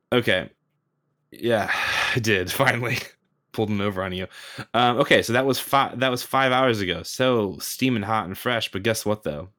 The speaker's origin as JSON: {"language": "English", "country": "United States", "said": "just a Yankee onlooker from the from the United States over here"}